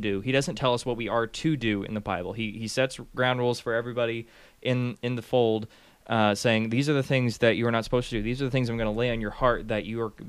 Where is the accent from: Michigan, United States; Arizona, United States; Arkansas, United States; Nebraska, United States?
Arkansas, United States; now in Tennessee, United States; I'm from Arkansas.